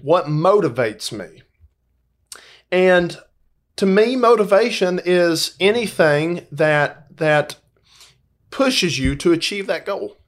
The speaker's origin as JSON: {"language": "English", "town": "Dalton", "region": "Georgia", "country": "United States", "tie": "born or raised there", "lives_now": "Valdosta, United States", "said": "I grew up in Dalton, Georgia."}